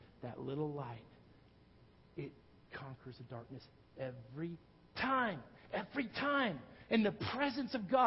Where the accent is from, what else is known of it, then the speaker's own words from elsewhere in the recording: Texas, United States; growing up in Texas